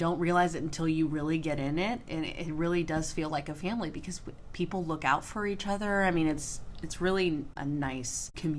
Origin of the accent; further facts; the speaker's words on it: Houston, Texas, United States; So I am born and raised in Houston, Texas.